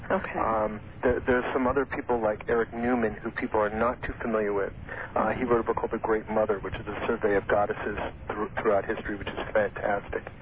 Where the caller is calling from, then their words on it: Moraga, California, United States; I'm calling from Moraga, California.